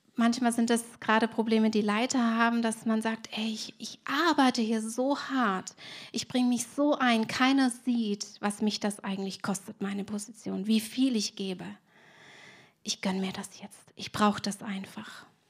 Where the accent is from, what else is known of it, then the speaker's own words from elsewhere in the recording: Swabia, Germany; Ich bin Schwäbin und wir haben im Schwabenland ja viele Sprichwörter